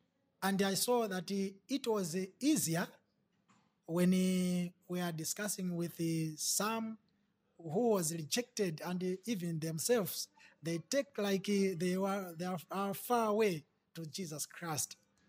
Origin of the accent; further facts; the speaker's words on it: Mzuzu, Northern Region, Malawi; from Zuzu.